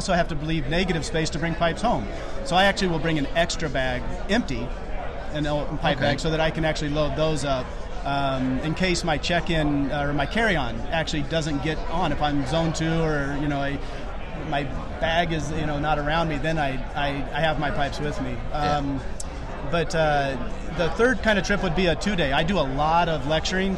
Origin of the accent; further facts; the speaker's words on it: Atlanta, Georgia, United States; from Atlanta, Georgia